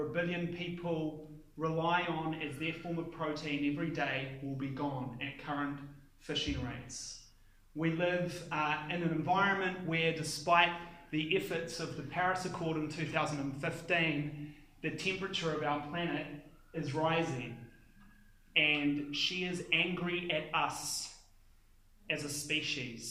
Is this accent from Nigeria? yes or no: no; Palmerston North, Manawatū-Whanganui, New Zealand; in the 1980s, where I grew up in Palmerston North, my street in Palmerston North